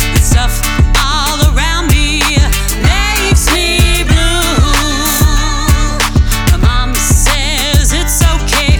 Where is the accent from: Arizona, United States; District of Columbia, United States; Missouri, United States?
Missouri, United States; St. Louis; Growing up in St. Louis